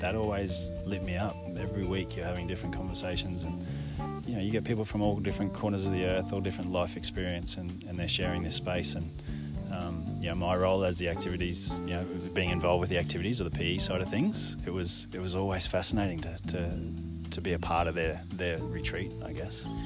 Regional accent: Ipswich, Queensland, Australia; also born or lived in Brisbane; now in Gold Coast, Australia; I grew up in Ipswich, just outside of Brisbane, west of Brisbane

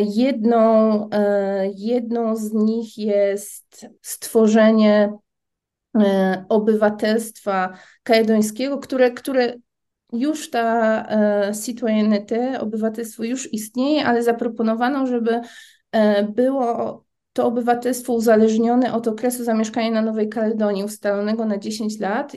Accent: Poland; also born or lived in New Caledonia; jestem z Polski, nie mam obywatelstwa francuskiego

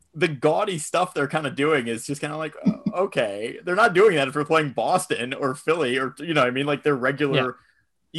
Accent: Buffalo, New York, United States; I'm from Buffalo

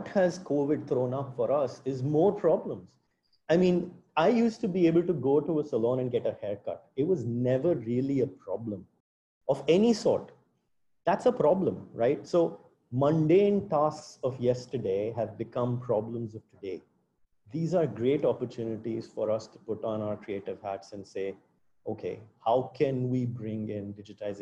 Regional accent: India; as an Indian

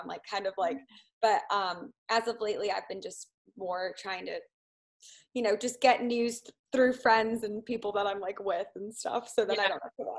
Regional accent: Midwest, United States; I grew up in the Midwest, so I'm not used to this kind of feeling

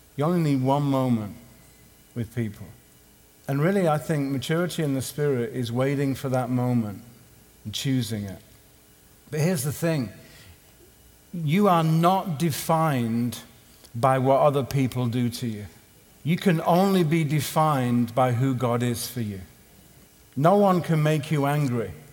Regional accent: Southampton, South East England, United Kingdom; my hometown in Southampton

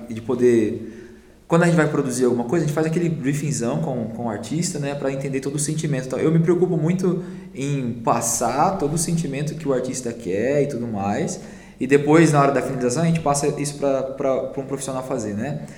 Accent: São Paulo, Brazil; moved away as an adult; now in Curitiba, Brazil; Eu sou de São Paulo, né? Eu vim para Curitiba em 2012.

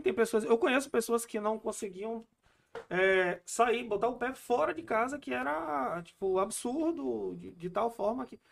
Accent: Amazonas, Brazil; eu sou da Amazonas

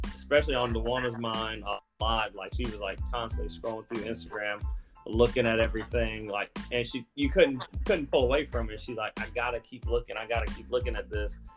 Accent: Columbus, Georgia, United States; Columbus, Georgia.

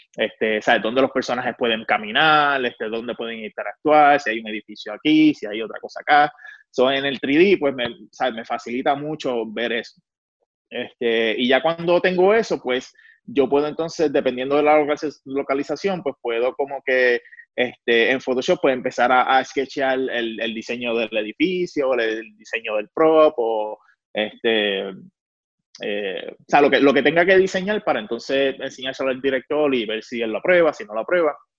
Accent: Puerto Rico; obviamente soy puertorriqueño

